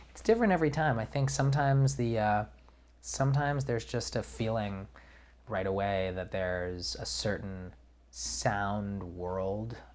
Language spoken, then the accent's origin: English; New York, United States; I'm from New York